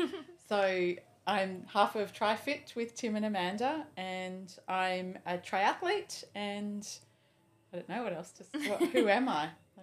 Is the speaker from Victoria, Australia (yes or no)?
no; Sydney, New South Wales, Australia; moved away as an adult; also born or lived in Gold Coast, Queensland; I grew up in Sydney.